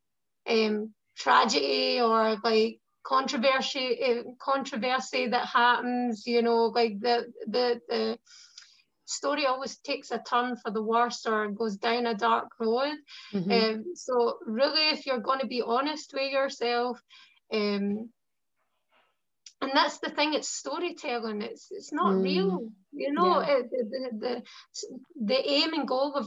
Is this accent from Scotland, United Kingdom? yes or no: yes; Scotland, United Kingdom